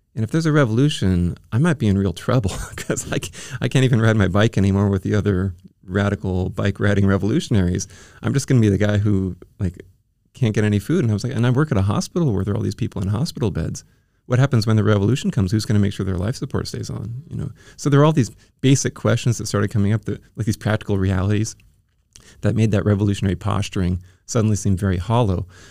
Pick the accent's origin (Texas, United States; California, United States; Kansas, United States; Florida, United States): California, United States; Bay Area; moved away as an adult; also born or lived in Oregon / Iowa; now in San Diego, United States; I was, um, born in Southern California, and then when I was ten, we moved up to the Bay Area